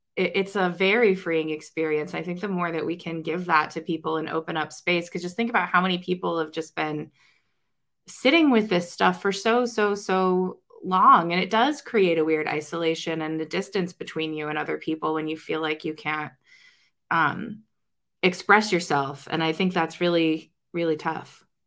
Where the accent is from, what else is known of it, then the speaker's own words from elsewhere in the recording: Ohio, United States; I'm an Ohioan